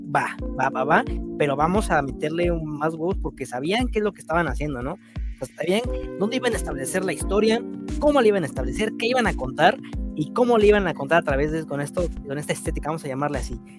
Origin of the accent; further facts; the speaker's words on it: Mexico; siendo mexicano